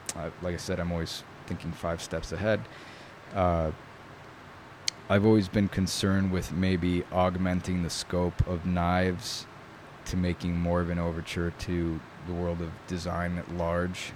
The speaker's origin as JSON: {"language": "English", "region": "New York", "country": "United States", "tie": "born or raised there", "first_language": "Italian", "second_language": "English", "said": "I grew up in New York."}